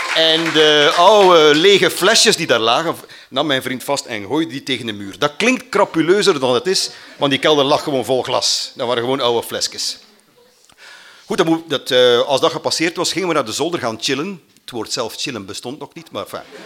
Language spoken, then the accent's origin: Dutch; Mater, Flanders, Belgium